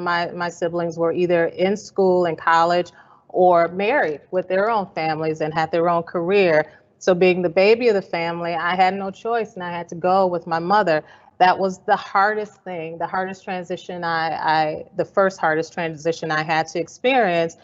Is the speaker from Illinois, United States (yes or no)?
yes; Evanston, Illinois, United States; I grew up in Evanston, Illinois.